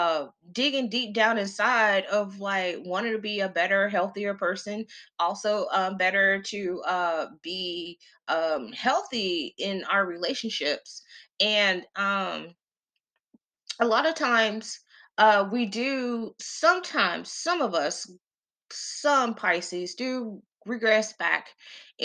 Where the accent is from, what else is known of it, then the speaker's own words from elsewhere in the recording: the South, United States; I'm from the South, because we still had our big mamas